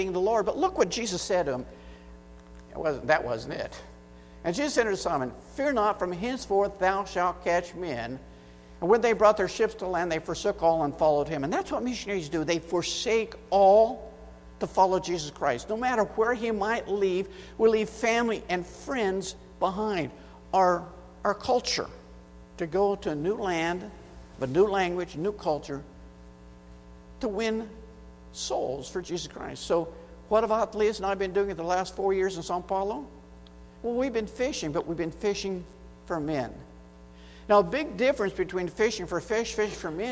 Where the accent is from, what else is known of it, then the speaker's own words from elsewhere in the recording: United States; accent: American; moved away as an adult; now in Brazil; getting past my American accent in Portuguese